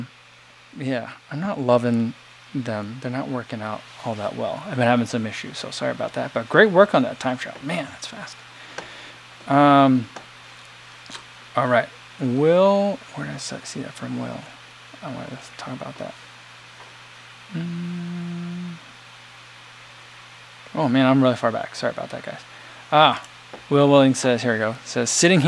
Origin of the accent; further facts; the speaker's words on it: East Coast, United States; now in Chicago, United States; growing up on the East Coast